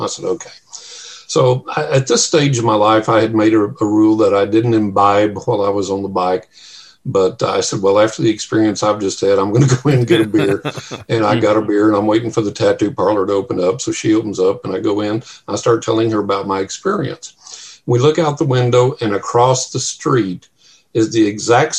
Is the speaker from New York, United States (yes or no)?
no; West Texas, United States; growing up in West Texas